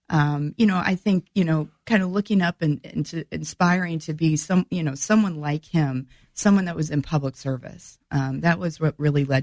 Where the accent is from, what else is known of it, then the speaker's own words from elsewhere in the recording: Peoria, Illinois, United States; also born or lived in Springfield, Illinois / Urbana-Champaign, Illinois; I was born in Peoria. Okay. Um, I, am an Illini. I'm a graduate of the University of Illinois in Urbana Champaign.